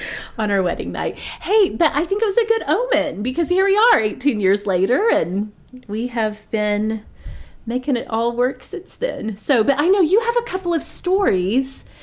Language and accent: English; Oklahoma, United States; born or raised there